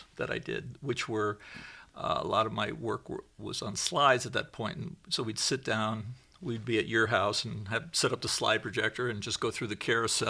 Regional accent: New York, United States; now in California, United States; you were from England, and I was from New York, and I think both of us loved California.

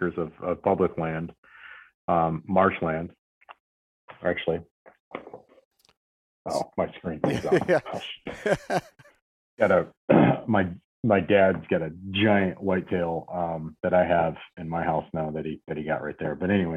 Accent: Michigan, United States; moved away as an adult; now in California, United States; Grew up in Michigan

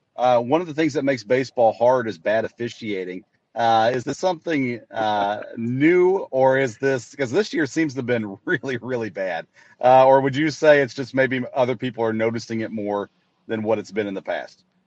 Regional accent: Murfreesboro, Tennessee, United States; I grew up in Murfreesboro, Tennessee, just south of Nashville, so all my childhood games were with the Nashville Sounds.

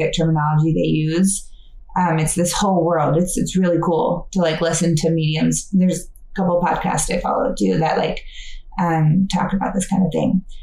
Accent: Fayetteville, Georgia, United States; I'm an occupational therapist and I'm from Fayetteville, Georgia

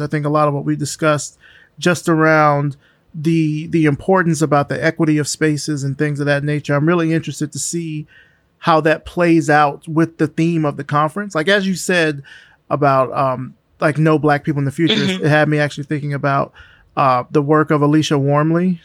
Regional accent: Selma, Alabama, United States; I'm from Selma

